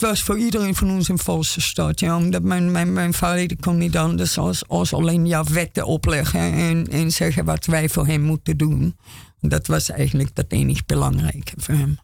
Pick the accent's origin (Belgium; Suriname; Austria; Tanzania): Austria; Dutch is a second language; moved away as an adult; now in Amsterdam, Netherlands; ik ben Oostenrijkse. Ik kom. 35 jaar geleden van Oostenrijk heen